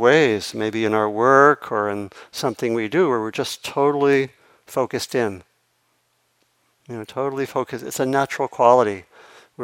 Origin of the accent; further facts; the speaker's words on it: Maryland, United States; I grew up on the East Coast, and not so far from the ocean, or in Maryland